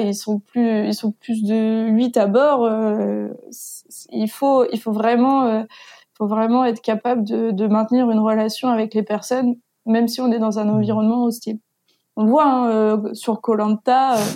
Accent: Granville, Normandy, France; je suis je suis de Grandville ville

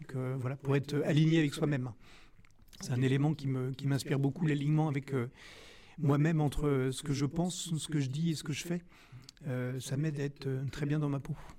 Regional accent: Rennes, Brittany, France; je suis originaire de Rennes

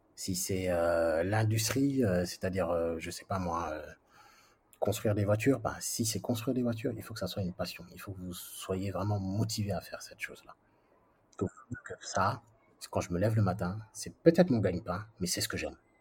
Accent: France; moved away as an adult; also born or lived in Senegal / United Arab Emirates / Saudi Arabia; now in Dakar, Senegal; je viens de la France, ouais, d'accord, mais, mais encore, ouais, je suis d'origine, euh, du Sénégal

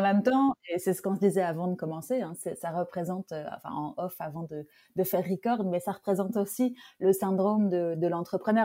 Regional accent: France; je suis française

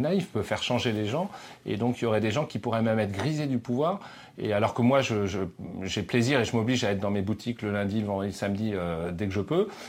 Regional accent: Breton, Brittany, France; now in Paris, France; je suis breton

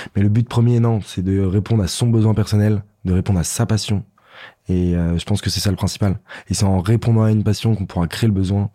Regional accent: France; on est normand, on est auvergnat, on reste français

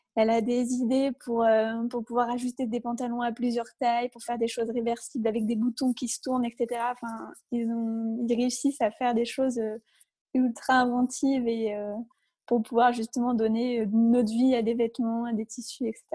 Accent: Isère, Auvergne-Rhône-Alpes, France; now in Lyon, France; on a grandi pas très loin, on vient d'Isère toutes les deux

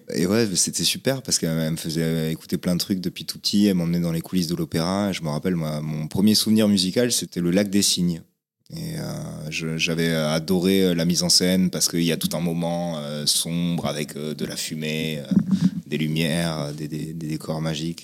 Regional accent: Toulouse, Occitania, France; also born or lived in Vincennes / Paris; j'ai vécu mes deux premières années à Paris, et après j'ai grandi à Toulouse

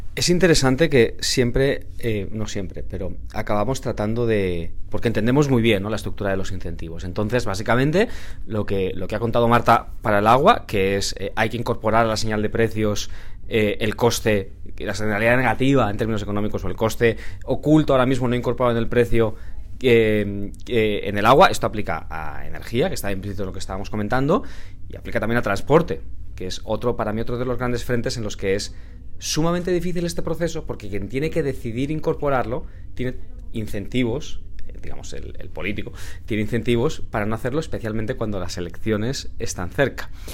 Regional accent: Valencia, Valencian Community, Spain; yo soy de Valencia

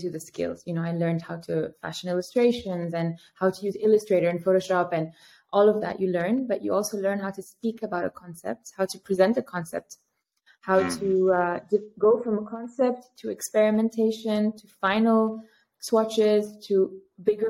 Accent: Paris, Île-de-France, France; moved away as an adult; also born or lived in New York, United States / Riyadh, Saudi Arabia; now in Amsterdam, Netherlands; I grew up in Paris.

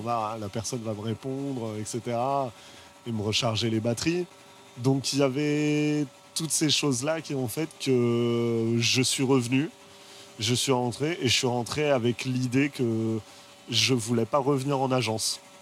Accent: Paris, Île-de-France, France; also born or lived in United States; Je viens de Paris. Je n'ai pas beaucoup bougé

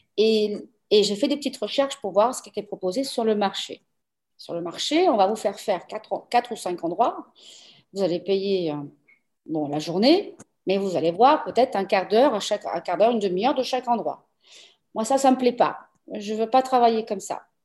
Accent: Paris, Île-de-France, France; moved away as an adult; also born or lived in Aveiro, Portugal; now in Portugal; je suis née au Portugal, partie en France euh, âgée de 15 jours. Donc, j'ai eu 47 ans de vie à Paris

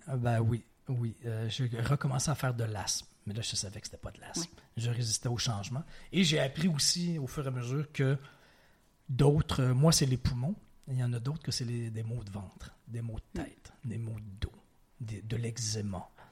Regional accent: Quebec City, Quebec, Canada; also born or lived in Provence / Ontario / Montreal; j'ai évolué la grande majorité, euh, partie de ma vie à Québec, dans la ville de Québec, au Québec, mais j'ai habité, je, retourne très loin dans mon enfance, mais de 2 à 4 ans en Provence. Mm-hmm. Et à l'âge de 13 ans environ, j'habitais en Ontario

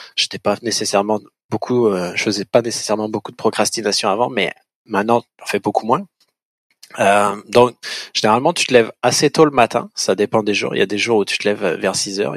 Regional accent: France; moved away as an adult; now in Montreal, Canada; on se forme sur le vin au Québec quand on est français

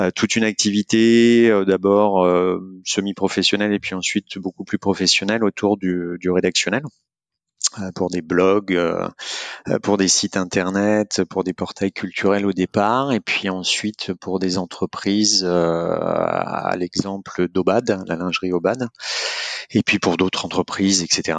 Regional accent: Angers, Pays de la Loire, France; angevin d'origine

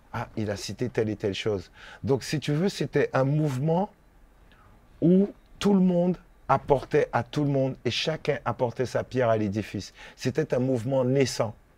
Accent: Guadeloupe; moved away as an adult; also born or lived in Saint-Ouen, France; je suis de la Guadeloupe

